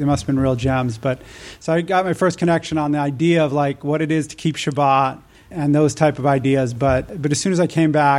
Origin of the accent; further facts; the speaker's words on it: Albuquerque, New Mexico, United States; also born or lived in Israel; I was actually born in Israel, but my family moved back to the States when I was one. I grew up in Albuquerque